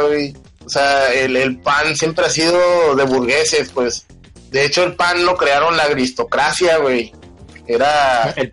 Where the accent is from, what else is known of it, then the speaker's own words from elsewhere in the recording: Mexico; somos culos los mexicanos